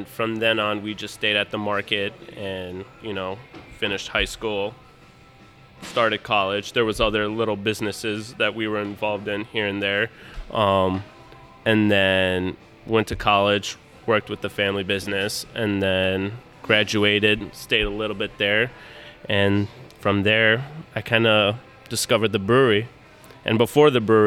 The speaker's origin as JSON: {"language": "English", "town": "Detroit", "region": "Michigan", "country": "United States", "tie": "born or raised there", "said": "I was born in Detroit."}